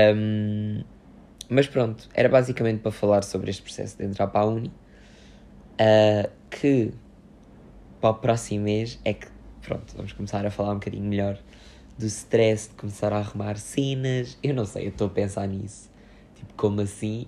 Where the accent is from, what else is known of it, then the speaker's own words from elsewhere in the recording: Loulé, Faro, Portugal; o festival que houve aqui na minha terra, na minha terra, que é o Festival Med